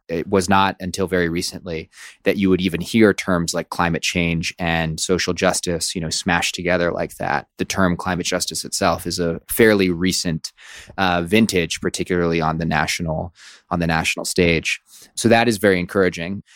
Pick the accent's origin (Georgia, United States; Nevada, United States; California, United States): California, United States; Oakland; I grew up in Oakland, California